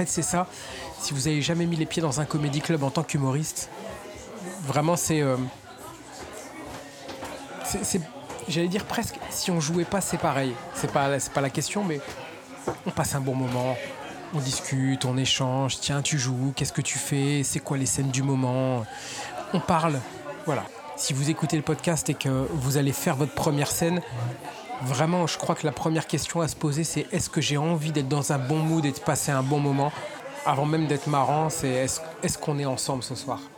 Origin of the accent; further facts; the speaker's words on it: Chalon-sur-Saône, Bourgogne-Franche-Comté, France; now in Paris, France; je viens de Bourgogne, Chalon-sur-Saône, c'est une petite